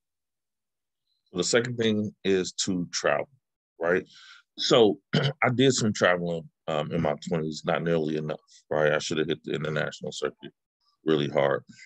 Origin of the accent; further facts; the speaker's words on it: Oakland, California, United States; I'm from the Bay Area, I'm from Oakland, and, you know, I'm a kid from the 80s and the 90s